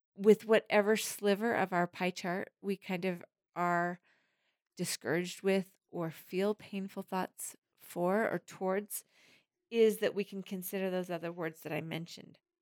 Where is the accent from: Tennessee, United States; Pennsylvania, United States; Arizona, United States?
Tennessee, United States; Harriman; It's in Harriman. This is my hometown. This is my stomping grounds.